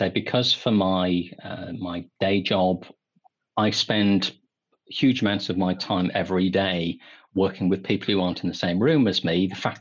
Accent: England, United Kingdom; we're both English.

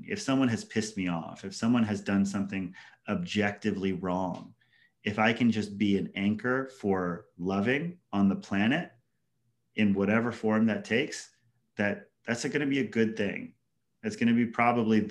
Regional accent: Hawaii, United States; moved away; also born or lived in Washington, D.C.; growing up in Hawaii as like a bullied Haole kid or kind of like ostracized white kid in public schools.

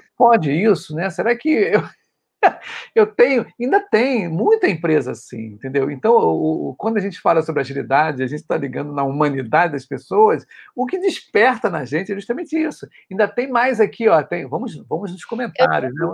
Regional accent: Rio de Janeiro, Brazil; eu sou do Rio de Janeiro

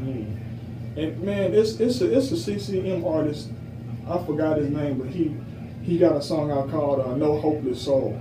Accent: Joliet, Illinois, United States; the street that I grew up on in Illinois, and it's in Joliet.

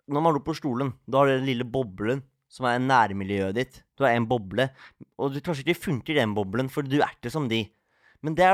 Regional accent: Oslo, Norway; Og det er vi er fra Oslo, så det er liksom hjemmebane, da.

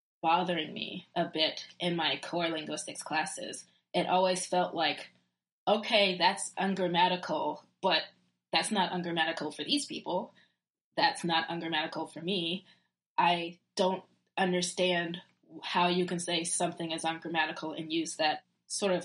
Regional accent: Virginia, United States; accent: southern; I'm from Virginia.

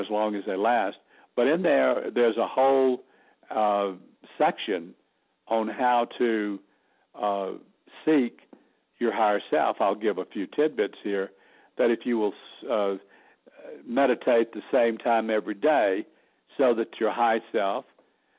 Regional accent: Alabama, United States; moved away as an adult; also born or lived in New York / Los Angeles, California; now in Sedona, United States; people think Southerners are dumb, but we're not. We just talk slow

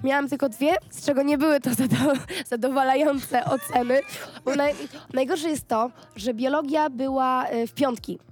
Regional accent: Gdańsk, Pomeranian Voivodeship, Poland; ja nie jestem z Warszawy, ja mhm. jestem z Gdańska

